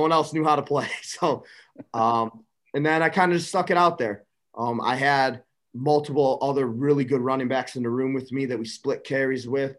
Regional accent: Buffalo Grove, Illinois, United States; I grew up in Buffalo Grove, Illinois, which is a suburb of Chicago. If you want to call it that, it's about 35 minutes northwest of Chicago.

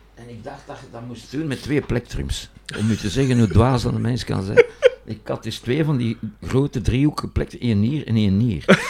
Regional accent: Boom, Flanders, Belgium; ik kom uit Boom, dat is een eenvoudige arbeidersstreek

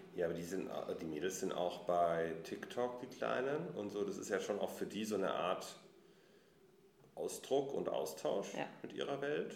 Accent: Munich, Bavaria, Germany; now in Berlin, Germany; ich komme ursprünglich aus München.

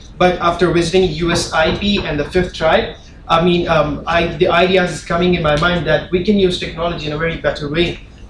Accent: Quetta, Balochistan, Pakistan; I'm from Quetta, Balochistan, which is one of the most affected cities by terrorism.

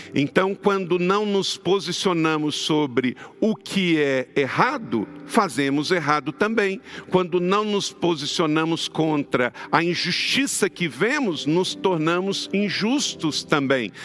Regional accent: Brazil; eu e você, que nascemos no Brasil

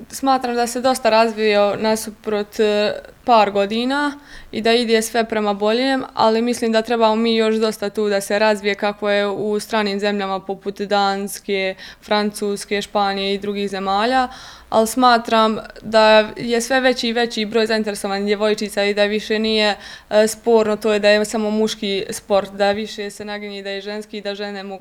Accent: Goražde, Federation of Bosnia and Herzegovina, Bosnia & Herzegovina; now in Mostar, Bosnia and Herzegovina; pošto nije bio klub u mom mjestu gdje sam ja rođena, pošto sam ja e, rodom iz Goražda

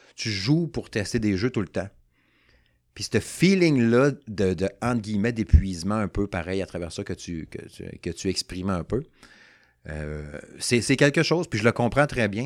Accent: Saguenay, Quebec, Canada; now in Quebec City, Canada; Moi, je suis natif du Saguenay. Fait que là, je reste à Québec depuis, bon, euh, une trentaine d'années

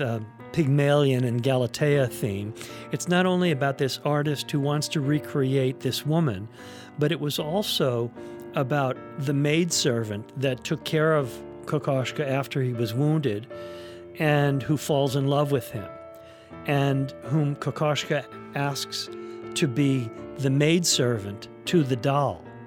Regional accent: New York City, New York, United States; I grew up in New York City

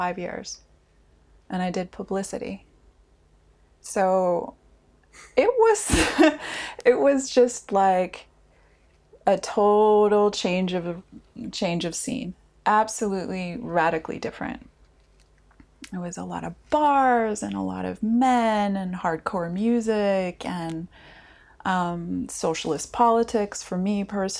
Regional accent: United States; now in Helsinki, Finland; I am an American living here in Helsinki

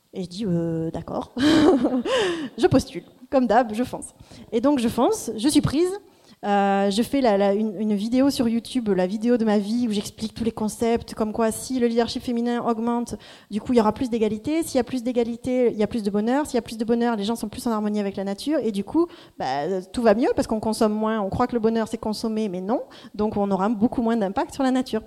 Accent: Marseille, Provence-Alpes-Côte d'Azur, France; moved away as an adult; also born or lived in Cambridge, United Kingdom; on rentre à Marseille il y a deux ans maintenant, et je me dis que je vais devenir une slasheuse une slasheuse, c'est-à-dire que je me mets à mon compte, euh, je retrouve un peu mes racines ici

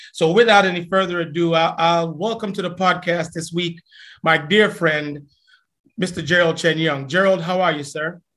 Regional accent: Jamaica; we grew up in Jamaica

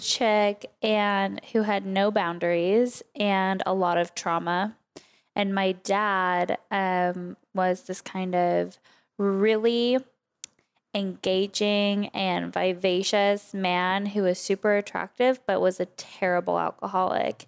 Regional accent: Oak Park, California, United States; also born or lived in Calabasas; I actually grew up in Oak Park, which was a little tiny suburb, basically, of Westlake

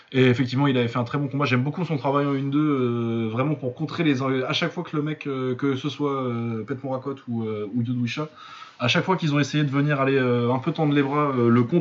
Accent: Lille, Hauts-de-France, France; Pour ceux qui ne savent pas, je suis Lillois.

